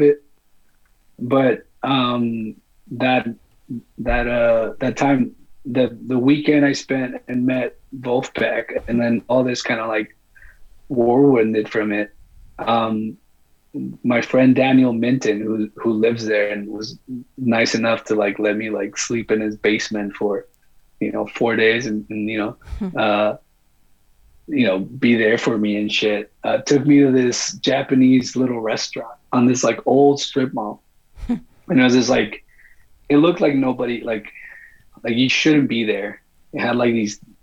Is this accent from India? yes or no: no; Mexico; I'm from Mexico.